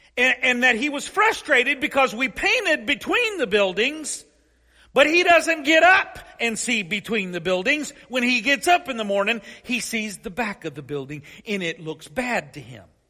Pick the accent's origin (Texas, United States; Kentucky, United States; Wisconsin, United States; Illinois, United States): Kentucky, United States; Paris; my hometown of Paris, Kentucky